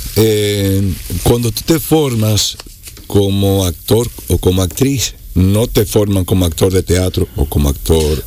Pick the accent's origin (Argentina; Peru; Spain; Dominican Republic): Dominican Republic; Moca, Espaillat; la comunidad de donde yo soy, una comunidad que es más grande que a la que nosotros pertenecemos, el campito mío se llama La Soledad. Eso queda como a cinco minutos del, centro del pueblo, de, Moca